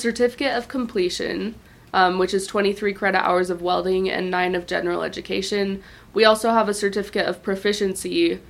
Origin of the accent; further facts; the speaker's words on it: Springville, Utah, United States; also born or lived in Price, Utah / Salt Lake City, Utah; now in Moab, United States; So I was raised in Springville, Utah County.